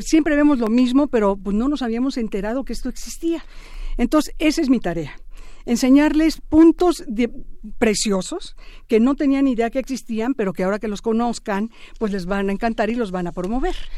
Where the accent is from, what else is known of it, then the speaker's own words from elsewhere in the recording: Mexico; soy mexicana igual que ustedes